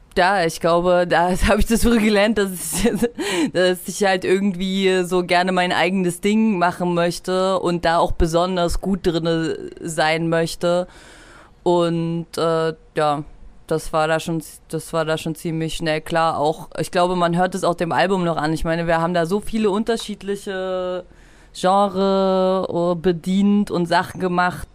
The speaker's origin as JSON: {"language": "German", "town": "Halle", "region": "Saxony-Anhalt", "country": "Germany", "tie": "born or raised there", "also_born_or_lived": "Leipzig", "moved": "as an adult", "said": "wo ich zum ersten Mal aus Halle, wo ich geboren bin und herkomme, hergezogen bin nach Leipzig"}